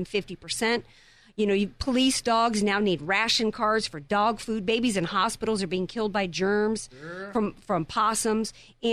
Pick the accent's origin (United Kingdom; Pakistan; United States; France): United States; Deep South; I grew up in the Deep South